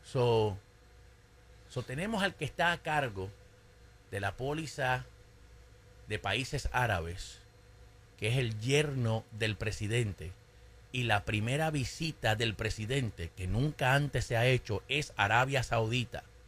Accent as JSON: {"language": "Spanish", "town": "Caguas", "country": "Puerto Rico", "tie": "born or raised there", "said": "en mi pueblo, en Caguas, Puerto Rico"}